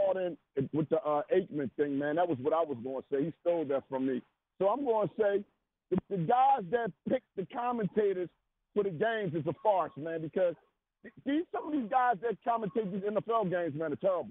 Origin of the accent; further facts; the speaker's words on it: Philadelphia, Pennsylvania, United States; moved away as an adult; now in Dover, United States; You know, when I call in, it says … from Dover, but I'm from Philadelphia, born and raised. I moved to Dover in 06.